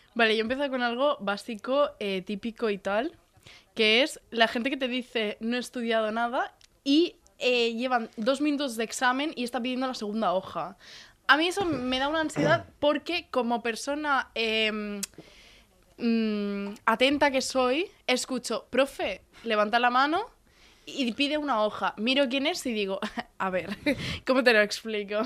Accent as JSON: {"language": "Spanish", "town": "El Puerto de Santa María", "region": "Andalusia", "country": "Spain", "moved": "yes", "lives_now": "Tarragona, Spain", "said": "como buena andaluza que soy"}